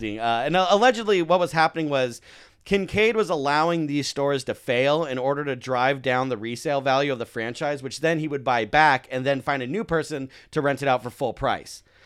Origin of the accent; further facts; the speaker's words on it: Santa Clarita, California, United States; my hometown, Santa Clarita